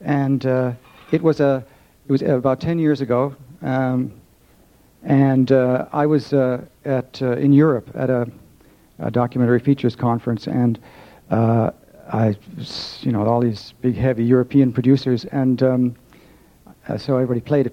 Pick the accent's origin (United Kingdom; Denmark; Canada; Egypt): Canada; I'm a Canadian